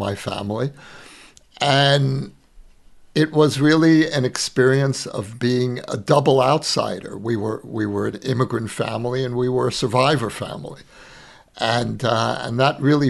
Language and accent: English; New York City, New York, United States; moved away as an adult; now in Israel; where I grew up, which was Borough Park